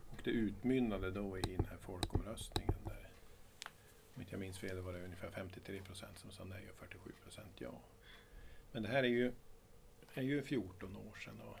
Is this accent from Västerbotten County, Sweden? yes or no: yes; Vilhelmina, Västerbotten County, Sweden; also born or lived in Risträsk / Umeå / Stensele / Storuman; Jag är från Vilhelmina eller från Risträsk men jag har inte vuxit upp här från början. Jag började min bana